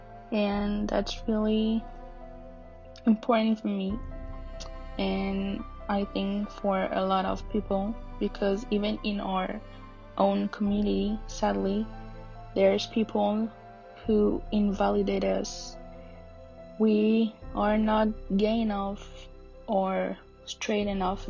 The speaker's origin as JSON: {"language": "English", "town": "Paris", "region": "Île-de-France", "country": "France", "said": "I'm from Paris and I'm 23 years old"}